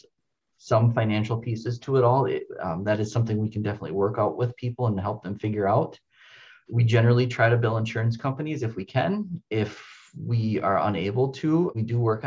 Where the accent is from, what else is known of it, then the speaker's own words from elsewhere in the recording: Baraboo, Wisconsin, United States; now in La Crosse, United States; I was born in Baraboo, Wisconsin, which is just north of Madison